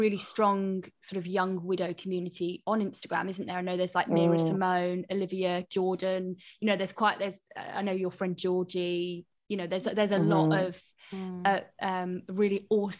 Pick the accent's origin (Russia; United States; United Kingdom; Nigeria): United Kingdom; I'm so British.